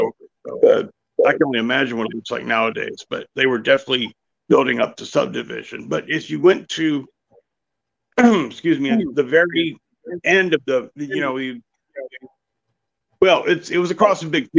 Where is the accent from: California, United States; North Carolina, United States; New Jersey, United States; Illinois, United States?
North Carolina, United States; Greensboro; also born or lived in Fayetteville, North Carolina; I grew up in Greensboro, North Carolina. But when I turned 14, we moved to Fayetteville